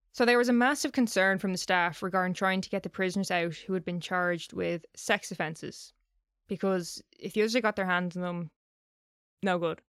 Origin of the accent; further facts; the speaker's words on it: Ireland; I'm saying crack because I'm Irish